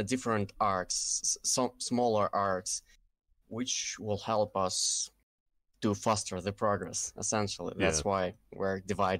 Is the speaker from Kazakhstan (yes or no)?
yes; Kazakhstan; first language Russian; English is a second language; I'm from Kazakhstan. It's actually near Russia. So my first language is Russian, but I'm living in Kazakhstan